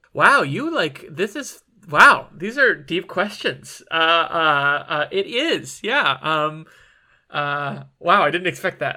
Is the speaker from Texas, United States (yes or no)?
no; Michigan, United States; I'm from Michigan and, you know, when I was born, it was like the, uh, height of the bad boys